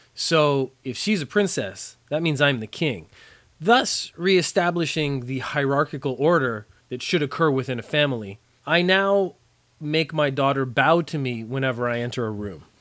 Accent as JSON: {"language": "English", "country": "Canada", "tie": "born or raised there", "moved": "as an adult", "lives_now": "Japan", "said": "I learned French for most of my education in Canada, as most Canadian kids do."}